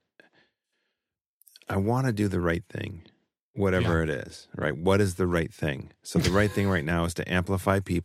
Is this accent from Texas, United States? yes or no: no; Utah, United States; born or raised there